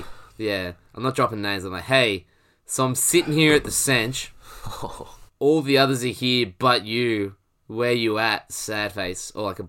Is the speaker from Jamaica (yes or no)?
no; Australia; because I'm an Aussie cricket fan, there's not a lot of love lost.